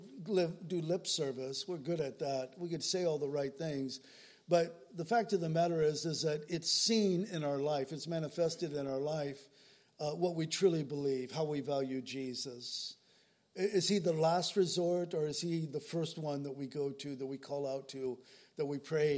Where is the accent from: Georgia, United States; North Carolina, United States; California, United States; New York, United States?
California, United States; San Diego; growing up in San Diego